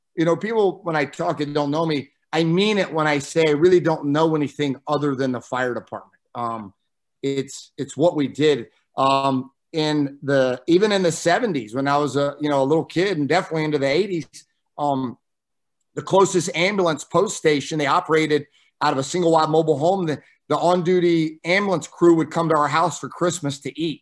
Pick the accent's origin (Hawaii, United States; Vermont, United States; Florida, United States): Florida, United States; Midway; growing up in Midway, uh, my dad joined um, when he was stationed at Hurlburt Air Force Base